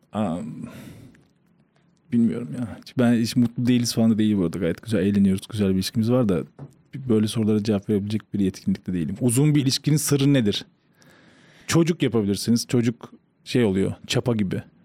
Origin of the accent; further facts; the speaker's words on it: Rize Province, Turkey; Rize'de doğup büyüyünce